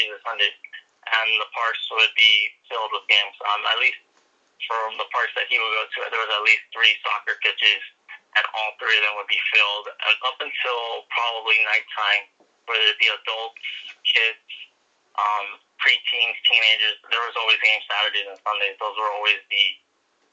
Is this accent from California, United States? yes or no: yes; Los Angeles, California, United States; also born or lived in Inglewood, California / North Hollywood; I was born in Inglewood, California, but I've been pretty much raised all over LA. I grew up in South